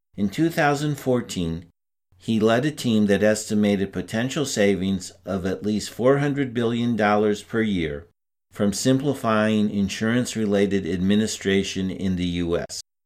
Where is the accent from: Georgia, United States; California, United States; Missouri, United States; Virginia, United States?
Missouri, United States; St. Louis; moved away; I go back to my hometown in St. Louis